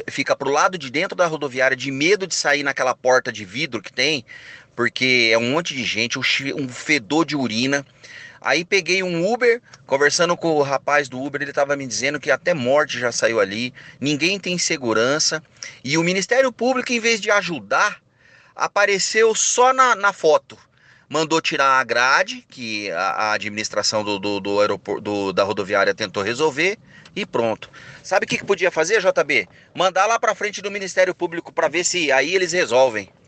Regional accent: São Paulo, Brazil; Eu sou de São Paulo, mas meus pais moram em Londrina há mais de 30 anos

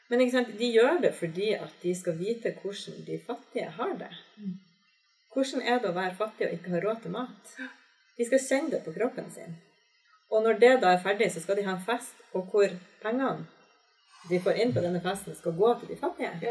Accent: Larvik, Vestfold, Norway; also born or lived in Bodø, Norway; jeg har vokst opp eh, delvis i Bodø, men også vokst opp delvis i Larvik. Og da flytta vi inn i et nabolag som vi etterpå fikk høre at det ble kalt for gettoen.

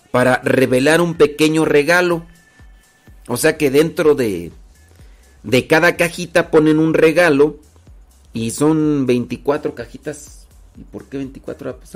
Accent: Mexico City, Mexico; Yo crecí en Ciudad de México, Estado de México

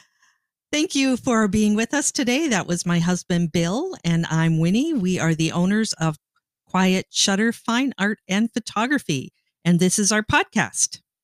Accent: Sault Ste. Marie, Ontario, Canada; growing up in Sault Ste. Marie, Ontario

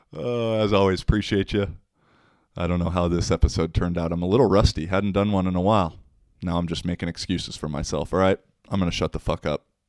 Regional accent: Issaquah, Washington, United States; moved away as an adult; now in Finland; my hometown of Issaquah

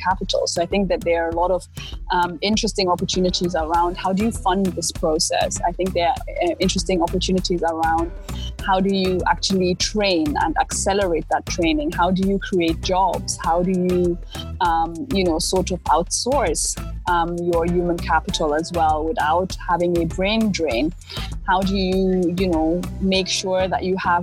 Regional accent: Lagos, Nigeria; also born or lived in Germany; I grew up in Lagos. I didn't grow up in the East.

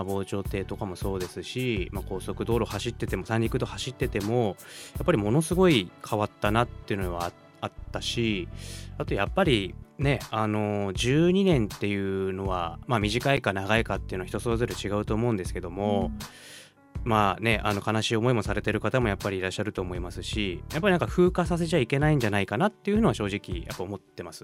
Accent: Oguni, Yamagata, Japan; moved away as an adult; now in Sendai, Japan; 私地元が山形県小国町というところにあるんですけども

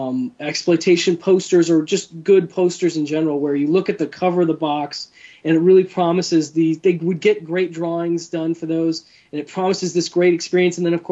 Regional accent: Wisconsin, United States; was a Wisconsin company, so that was a big deal, I think, for us. {S5} Oh, nice. {S3} In my home state.

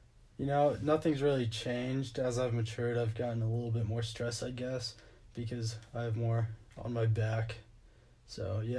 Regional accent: Wiggins, Colorado, United States; Right now I'm working irrigation in my hometown, Wiggins Electric.

